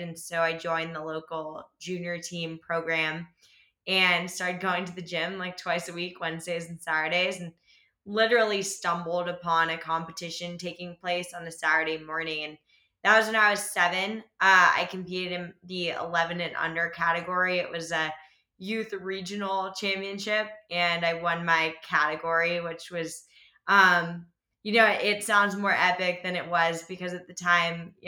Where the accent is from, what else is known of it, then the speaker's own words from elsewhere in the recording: Alexandria, Virginia, United States; now in Boulder, United States; We grew up in the Alexandria, Virginia region, so like just outside of DC.